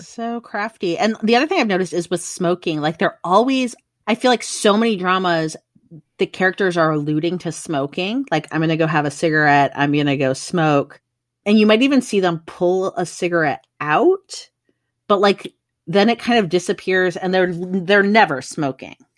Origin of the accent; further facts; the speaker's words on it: Midwest, United States; moved away as an adult; now in Australia; I grew up in the Midwest